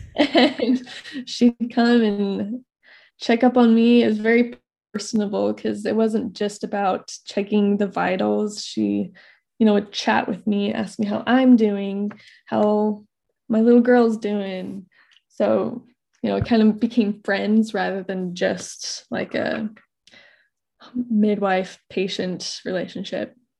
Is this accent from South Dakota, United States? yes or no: no; Idaho, United States; I'm from Idaho. I currently live in North Idaho.